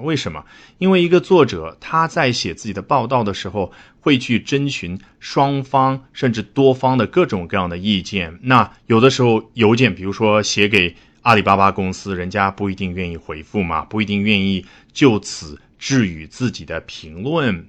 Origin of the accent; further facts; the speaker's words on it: China; 我们中国人